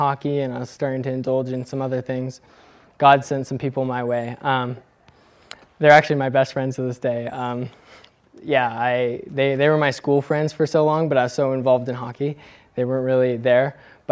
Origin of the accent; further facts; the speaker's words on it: California, United States; also born or lived in Bend, Oregon / Dubuque, Iowa; we moved from Oregon into California, when I was around 3, we began attending a United Methodist church, and we stayed there till I was about 12